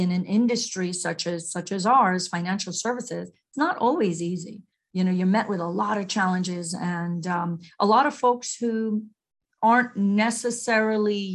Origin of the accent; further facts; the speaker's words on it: New York, United States; also born or lived in Mumbai, India / Long Island, New York; growing up in Queens, New York